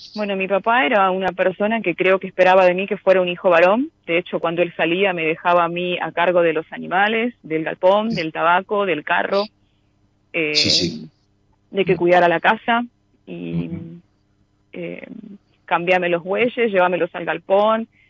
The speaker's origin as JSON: {"language": "Spanish", "region": "Misiones", "country": "Argentina", "moved": "yes", "lives_now": "Buenos Aires, Argentina", "said": "Yo soy misionera, pero vivo en Buenos Aires, soy de la provincia de Misiones."}